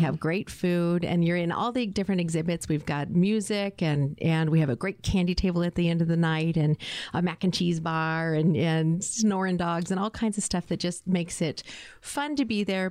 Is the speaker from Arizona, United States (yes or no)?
yes; Phoenix, Arizona, United States; now in Tucson, United States; I am a native Arizonan as well. I grew up in Phoenix.